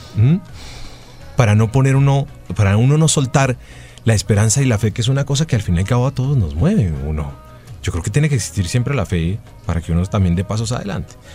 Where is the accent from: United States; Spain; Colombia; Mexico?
Colombia; todos estos colombianos que somos los colombianos de a pie